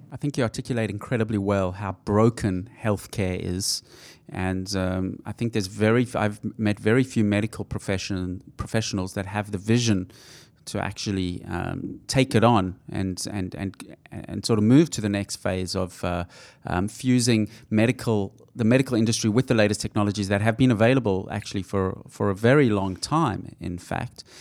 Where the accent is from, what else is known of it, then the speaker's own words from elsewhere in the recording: South Africa; moved away; I grew up in South Africa